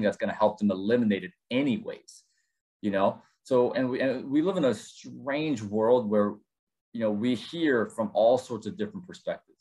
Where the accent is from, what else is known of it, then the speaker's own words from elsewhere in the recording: Chicago, Illinois, United States; also born or lived in South Korea; we found ourselves in Chicago, Illinois, and I consider this place my hometown